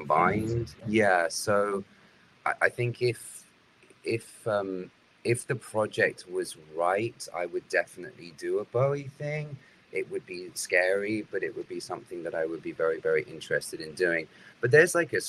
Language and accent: English; United Kingdom; now in United States; Being British